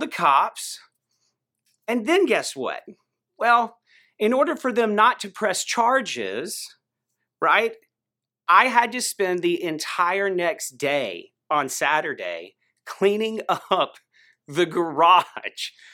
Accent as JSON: {"language": "English", "town": "Greenville", "region": "South Carolina", "country": "United States", "tie": "born or raised there", "said": "I grew up in Greenville, South Carolina"}